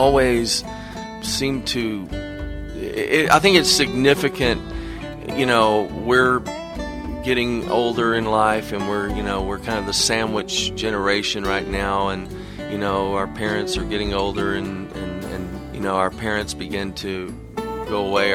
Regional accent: Kentucky, United States; We grew up in Kentucky and started playing guitar when we were little tykes, about 13, 14 years old.

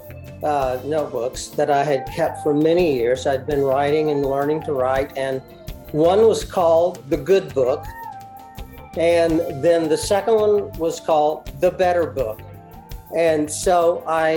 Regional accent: Waco, Texas, United States; I was born in Texas. In fact, I was born in Waco, Texas

